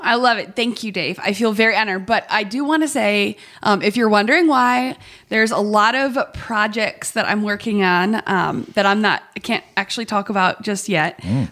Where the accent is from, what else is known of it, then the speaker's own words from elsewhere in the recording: Cleveland, Ohio, United States; moved away; also born or lived in Maryland; I grew up in Cleveland, Ohio